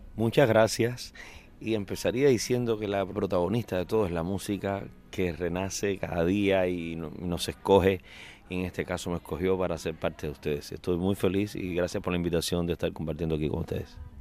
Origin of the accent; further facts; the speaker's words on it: Manicaragua / Cienfuegos, Cuba; moved away as an adult; also born or lived in Manacas, Sancti Spíritus / Havana / Spain; ahí nací, en, em, un entorno eh, natural donde el campo es el protagonista